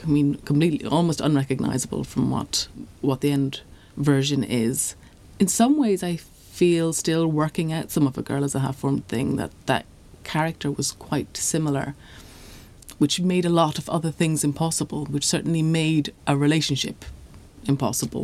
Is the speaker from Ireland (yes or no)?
yes; Ireland; being Irish